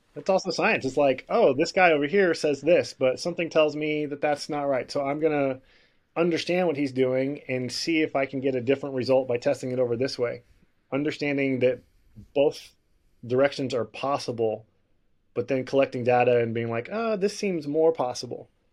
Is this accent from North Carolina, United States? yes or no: no; Houston, Texas, United States; I grew up breakdancing in Houston